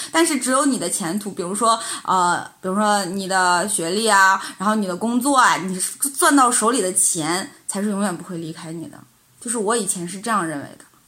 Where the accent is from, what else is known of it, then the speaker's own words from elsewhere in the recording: Northeast China, China; moved away; 我是从小在东北嘛